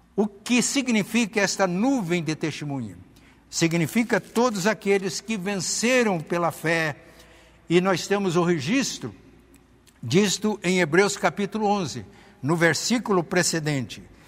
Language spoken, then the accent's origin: Portuguese; Muzambinho, Minas Gerais, Brazil; na cidade de Muzambinho, que é a minha terra natal